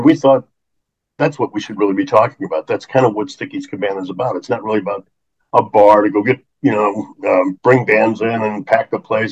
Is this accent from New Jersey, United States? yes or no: no; St. Louis, Missouri, United States; growing up in St. Louis, the blues just such a strong influence in my life.